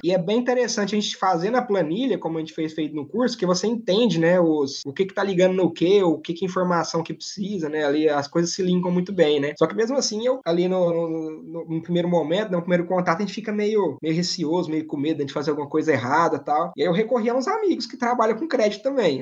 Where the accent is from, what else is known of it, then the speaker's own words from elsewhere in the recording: southern Tocantins, Brazil; also born or lived in São Paulo state; sou paulista, mas hoje estou sediado aqui no sul do Tocantins. Minha família veio para cá logo eu ainda era pequeno